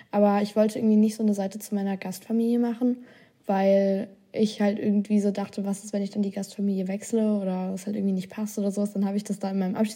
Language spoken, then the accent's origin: German; Austria; Bei mir war es Österreich.